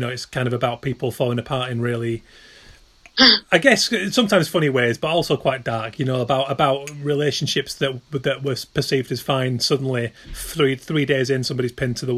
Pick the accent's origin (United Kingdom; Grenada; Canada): United Kingdom; as British